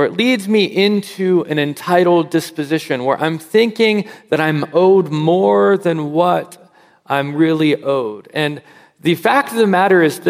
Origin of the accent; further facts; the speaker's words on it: United States; as an American